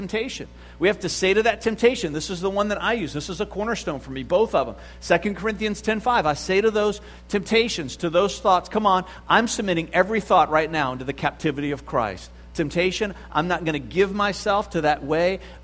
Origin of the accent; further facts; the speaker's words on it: the South, United States; I grew up in the South